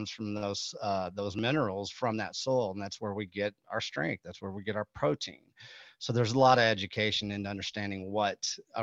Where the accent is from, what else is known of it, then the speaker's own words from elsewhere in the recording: Texas, United States; I'm from Texas, we're from cattle country.